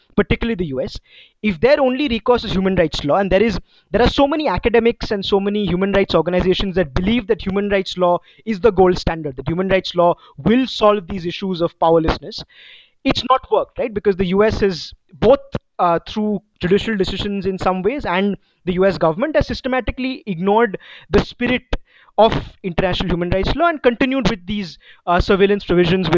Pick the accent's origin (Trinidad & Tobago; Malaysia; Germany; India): India; as an Indian citizen